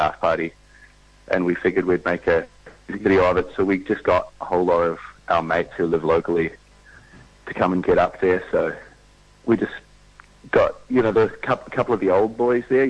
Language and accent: English; New Zealand; now in Melbourne, Australia; I'll always think of myself as a New Zealander